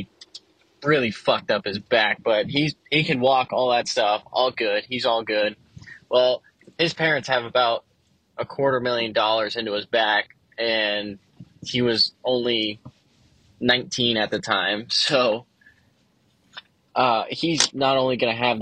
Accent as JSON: {"language": "English", "region": "Florida", "country": "United States", "said": "I'm from Florida, greatest state in the U.S."}